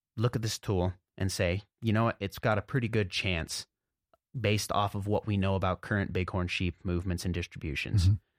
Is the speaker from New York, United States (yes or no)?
no; Jackson, Montana, United States; I grew up here in Montana in the southwest corner, a little town called Jackson